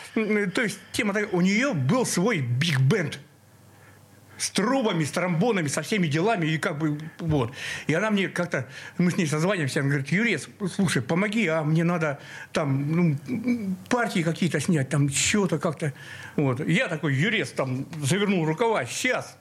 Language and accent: Russian; Zapolyarny, Murmansk Oblast, Russia; moved away as an adult; also born or lived in Cherepovets / Saint Petersburg; Я родился в Череповце, но сразу переехал, эм, под Мурманск, город Заполярный такой